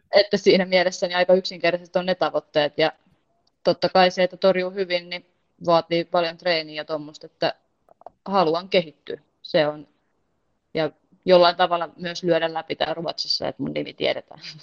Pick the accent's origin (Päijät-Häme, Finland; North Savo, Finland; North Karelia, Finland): Päijät-Häme, Finland; Heinola; moved away as an adult; also born or lived in Porvoo; now in Mora, Sweden; Heinola, mistä mä itse lähtöisin